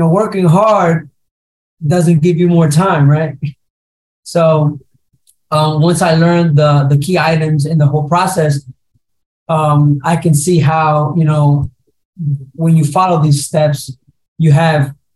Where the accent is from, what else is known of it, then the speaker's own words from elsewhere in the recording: Puerto Rico; first language Spanish; English is a second language; moved away; also born or lived in New Jersey; I was raised in Puerto Rico. So Spanish was my first language learned